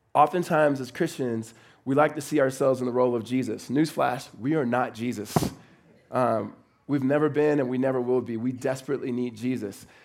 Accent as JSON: {"language": "English", "town": "Los Angeles", "region": "California", "country": "United States", "moved": "as an adult", "lives_now": "Phoenix, United States", "said": "I am originally from Los Angeles"}